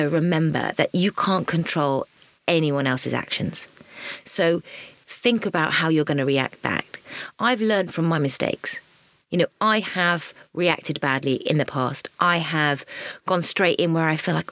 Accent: Suffolk, East of England, United Kingdom; moved away; I was a country bumpkin. And I was from Suffolk.

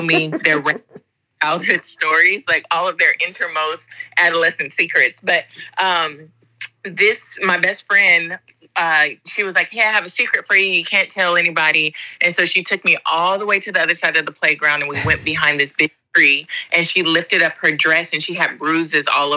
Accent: Southern California, United States; moved away as an adult; also born or lived in Spain / England; now in Japan; I'm from California, originally from Southern California. So grew up there

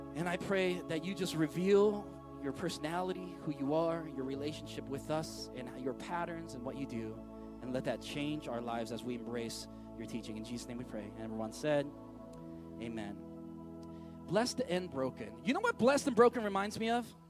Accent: San Francisco, California, United States; moved away; going back to San Francisco. I, uh, when I go back to my hometown

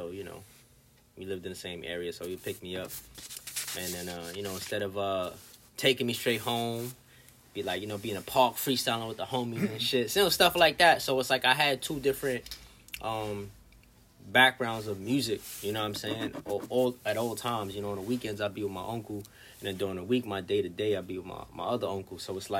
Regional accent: New York City, New York, United States; moved away as an adult; now in Los Angeles, United States; I'm a rapper from Brooklyn, New York. I'm currently out in L.A.

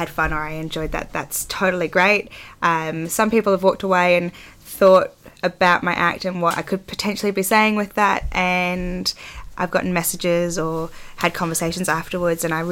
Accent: Australia; I am an Australian circus physical theatre performer

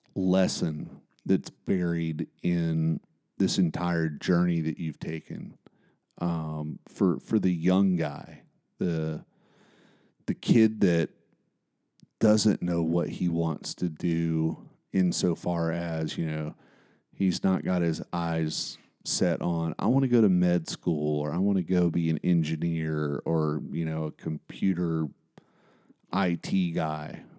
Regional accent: Bristol, Appalachia, United States; it's just an interesting place to grow up

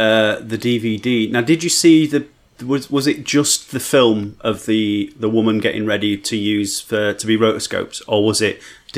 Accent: Barnsley, Yorkshire and the Humber, United Kingdom; when I say I'm from Barnsley.

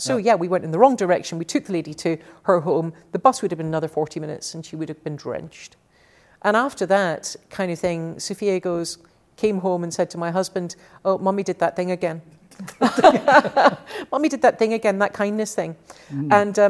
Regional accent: Glasgow, Scotland, United Kingdom; also born or lived in Paris, France / Edinburgh, United Kingdom / London, United Kingdom; So I grew up in Glasgow and Paris and then back to Glasgow and then Edinburgh and then London. So cities all my life.

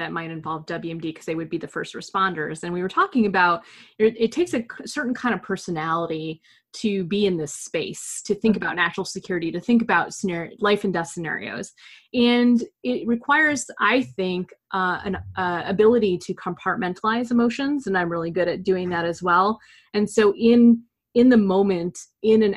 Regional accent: United States; as an American overseas

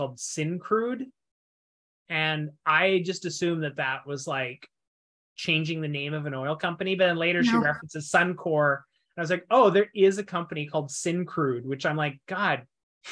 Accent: Vancouver, British Columbia, Canada; I'm from Vancouver

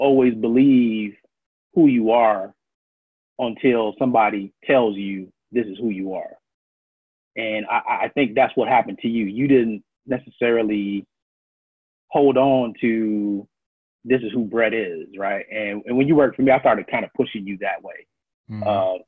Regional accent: Miami, Florida, United States; moved away as an adult; also born or lived in Brooklyn, New York / Virginia / Maryland / Washington, D.C.; now in Chicago, United States; I was born in Brooklyn, New York, grew up in Miami, worked in Virginia, Maryland, D.C., back down to Jacksonville, St. Augustine area

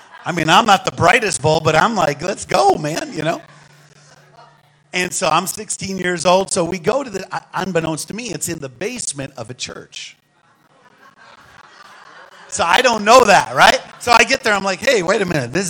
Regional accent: St. Paul, Minnesota, United States; accent: northern; I was born in St. Paul, Minnesota, and raised there

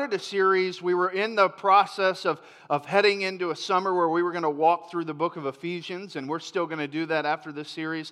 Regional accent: near Orlando, Florida, United States; moved away; I grew up in Florida, and so where I grew up, and where Chris Dowdy grew up, and some of us that moved from Florida, we grew up kind of in the shadows of Orlando

